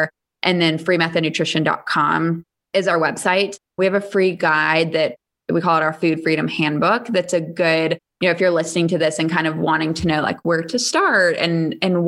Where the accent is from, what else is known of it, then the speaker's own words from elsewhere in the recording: Charleston, South Carolina, United States; moved away; I grew up in Charleston, South Carolina.